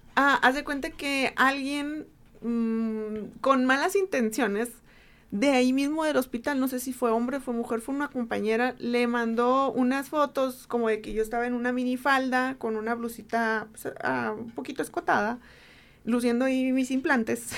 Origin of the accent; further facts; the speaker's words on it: Mexicali Valley, Baja California, Mexico; yo vengo del Valle de Mexicali, soy originaria del Valle de Mexicali